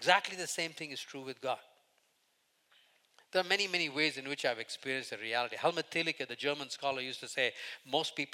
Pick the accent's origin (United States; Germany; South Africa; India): India; moved away as an adult; I grew up in India till the first 21 years